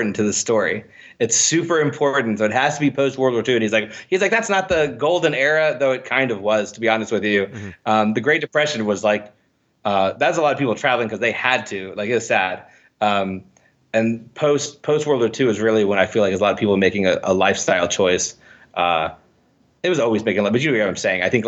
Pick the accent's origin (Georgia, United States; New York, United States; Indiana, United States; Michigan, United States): Indiana, United States; I'm from Indiana